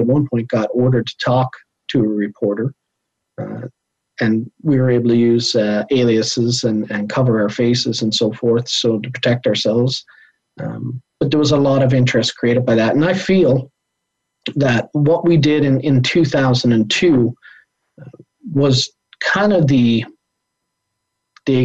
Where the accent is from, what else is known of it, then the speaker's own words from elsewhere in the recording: Canada; as a Canadian